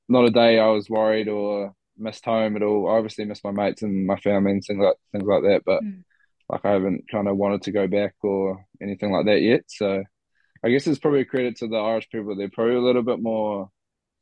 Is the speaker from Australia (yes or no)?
no; New Zealand; moved away as an adult; now in Limerick, Ireland